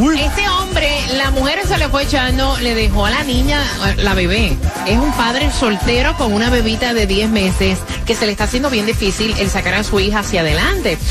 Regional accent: Puerto Rico; moved away as an adult; also born or lived in Orlando; now in Miami, United States; Yo me fui de Puerto Rico con una mano adelante y otra atrás porque no tenía nada

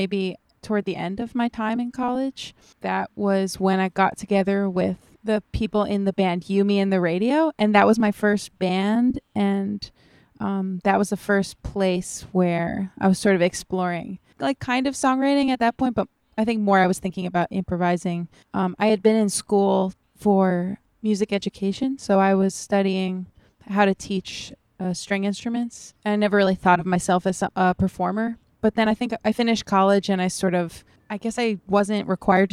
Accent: Long Island, New York, United States; I grew up on Long Island

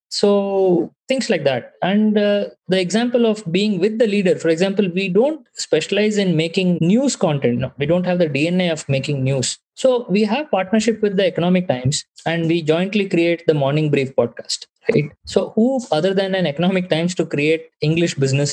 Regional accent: Bangalore, Karnataka, India; I was born and raised in Bangalore

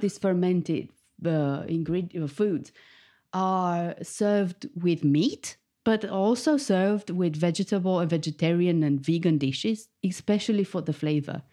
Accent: Bucharest, Romania; moved away as an adult; now in United Kingdom; I was born in Bucharest, the capital of Romania. and I moved to the U K fifteen years ago.

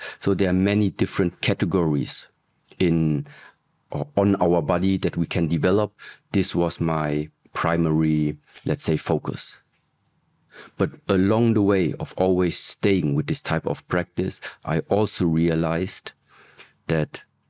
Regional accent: Germany; So I grew up in Germany, was also born in Germany, but in early ages already.

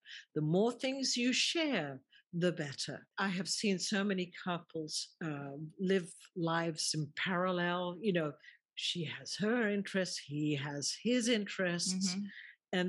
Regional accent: England, United Kingdom; born there; even though he was born in Egypt, I was born in England, and yet we have so much in common.

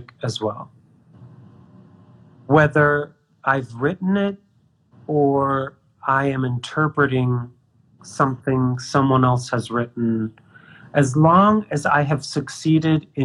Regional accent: Bay Area, California, United States; From California. I'm from the Bay Area.

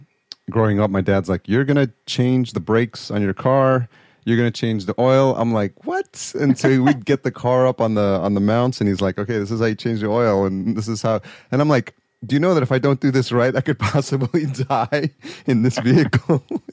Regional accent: New York, United States; Nothing against Guidos, but I grew up in just outside New York City. So big influence on the East Coast.

